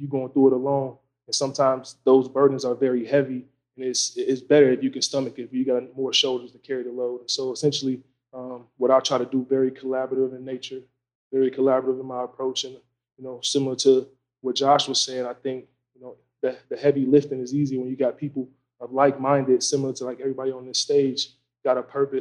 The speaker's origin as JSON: {"language": "English", "region": "Wisconsin", "country": "United States", "also_born_or_lived": "Tennessee", "moved": "as an adult", "said": "I'm from Wisconsin, up north, made my way down here"}